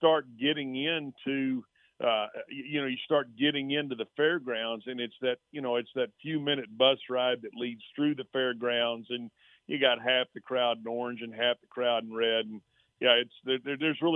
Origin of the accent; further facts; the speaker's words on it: Texas, United States; a place that's obviously my home state and something I take a lot of pride